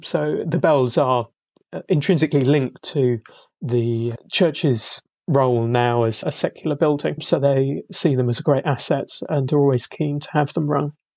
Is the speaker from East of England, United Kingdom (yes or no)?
yes; Great Barton, East of England, United Kingdom; my hometown is Great Barton, near Bury St Edmunds